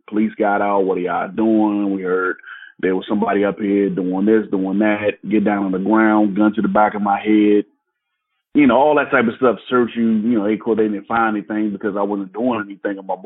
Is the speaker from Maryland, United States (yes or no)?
yes; Landover, Maryland, United States; also born or lived in Washington, D.C.; I grew up in a suburb of Washington, D.C. called Landover, in Maryland